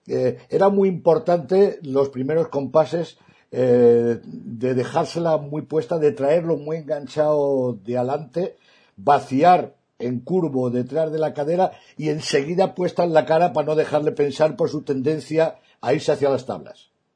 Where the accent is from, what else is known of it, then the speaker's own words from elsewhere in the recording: Cáceres, Extremadura, Spain; los dos soy cacereños